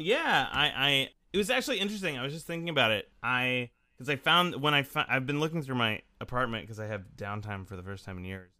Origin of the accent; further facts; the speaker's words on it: Salinas, California, United States; I grew up in, um, this town called Salinas, California